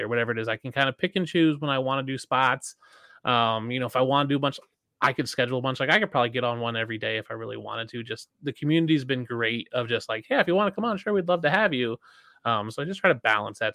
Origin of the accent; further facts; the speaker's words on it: outside of Philadelphia, Pennsylvania, United States; I grew up side outside of Philadelphia, so I'm a Bills fan in Philadelphia